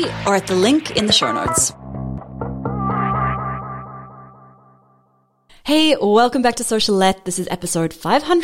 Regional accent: New Zealand; now in Australia; I'm a Kiwi citizen in Australia

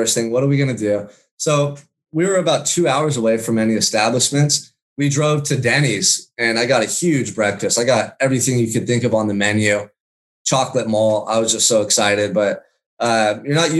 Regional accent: Santa Barbara, California, United States; I surfed when I was a kid a lot growing up in Santa Barbara.

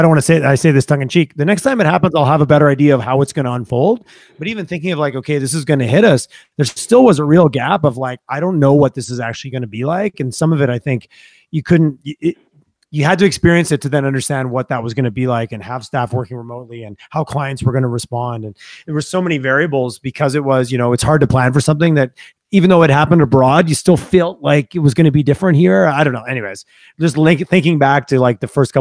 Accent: Quebec, Canada; moved away; I'm originally from Quebec

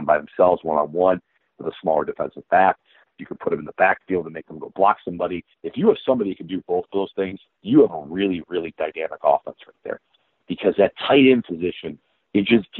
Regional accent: Northeast Ohio, United States; I grew up here in Northeast Ohio

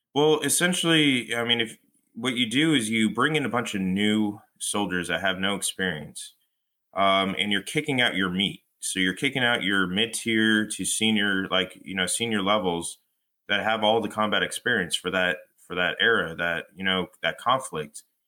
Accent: Fullerton, California, United States; moved away as an adult; now in New Jersey, United States; I come from Fullerton, uh, California

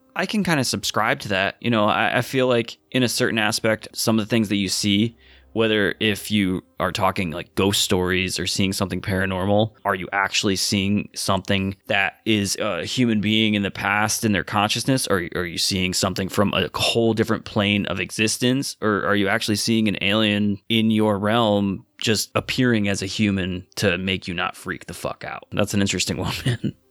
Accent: Connecticut, United States; we're all from Connecticut.

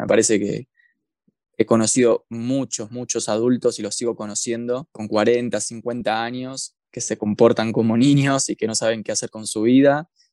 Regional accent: Buenos Aires, Argentina; moved away as an adult; now in Bariloche, Argentina; yo soy de Capital Federal, de la provincia de Buenos Aires, pero vivo en la ciudad de Bariloche hace ya casi cuatro años.

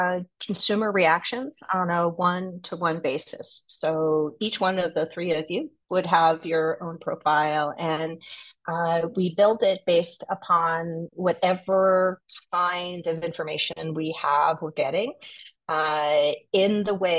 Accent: New Jersey, United States; also born or lived in New York / London / Tokyo; I'm originally from New Jersey, home of the Sopranos, and a lot of bad New Jersey Turnpike jokes.

